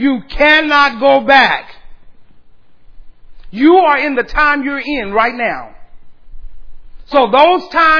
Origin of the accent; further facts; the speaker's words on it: San Antonio, Texas, United States; now in Austin, United States; San Antonio is my hometown